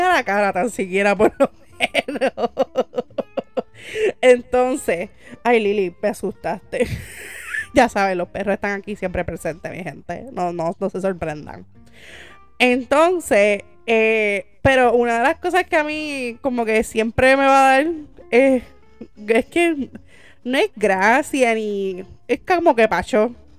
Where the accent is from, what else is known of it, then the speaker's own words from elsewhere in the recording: San José, Puerto Rico; yo soy de San José